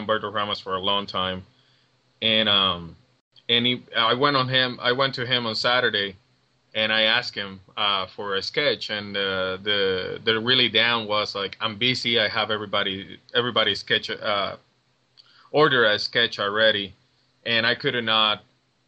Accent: Puerto Rico; moved away as an adult; now in Cincinnati, United States; I'm from Puerto Rico. For those who don't know, you can hear the accent.

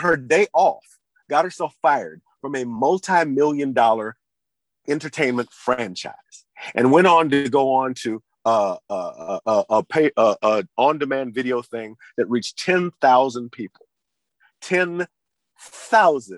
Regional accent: Memphis, Tennessee, United States; I grew up in Memphis, Tennessee

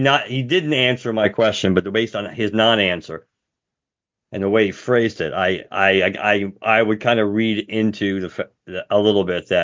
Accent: Arizona, United States; I'm just from Arizona. That's why I wanted to do it.

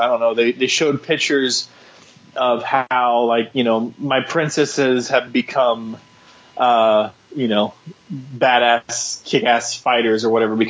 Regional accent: Austin, Texas, United States; I'm from Austin, born and raised here

